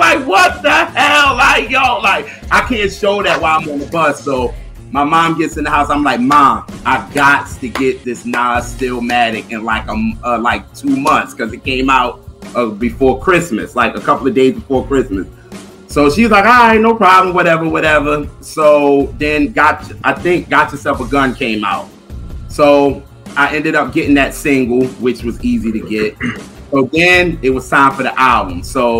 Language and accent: English; New York City, New York, United States; also born or lived in South Carolina; I'm from Brooklyn